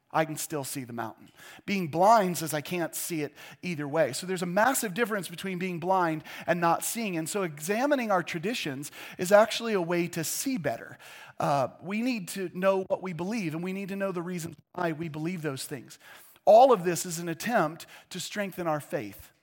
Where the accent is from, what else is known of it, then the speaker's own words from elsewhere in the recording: United States; our faith as American Christians